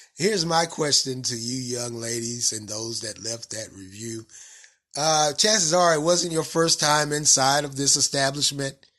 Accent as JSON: {"language": "English", "region": "the South", "country": "United States", "accent": "country, southern", "said": "my country accent or southern accent"}